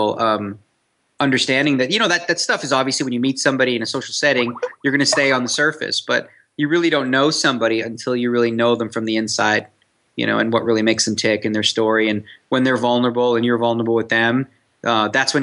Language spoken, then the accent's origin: English; Canada; now in Las Vegas, United States; I'm Canadian. So, you know, I played street hockey growing up